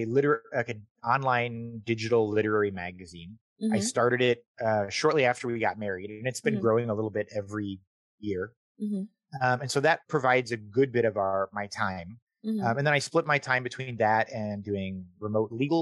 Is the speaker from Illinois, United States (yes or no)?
no; Tempe, Arizona, United States; moved away as an adult; I'm from Tempe, Arizona, which is a little suburb